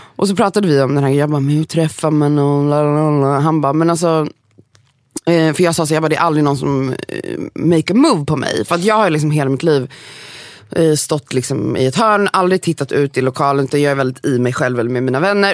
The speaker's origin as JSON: {"language": "Swedish", "town": "Gothenburg", "region": "Västra Götaland", "country": "Sweden", "moved": "as an adult", "lives_now": "Sundbyberg, Sweden", "said": "jag är från Göteborg, 418"}